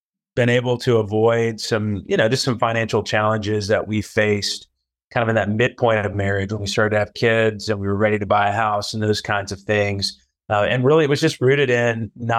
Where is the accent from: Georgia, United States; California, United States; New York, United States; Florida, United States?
Georgia, United States; Atlanta; now in New Orleans, United States; I'm originally from the Atlanta area and have just moved back with my family to New Orleans.